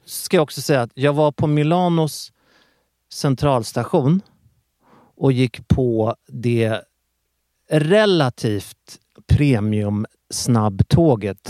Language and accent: Swedish; Sweden; jag är svensk och inte italienare